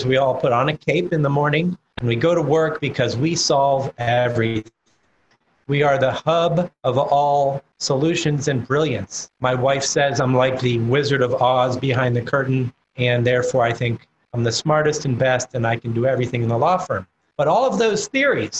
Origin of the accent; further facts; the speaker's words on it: Florida, United States; my home state of Florida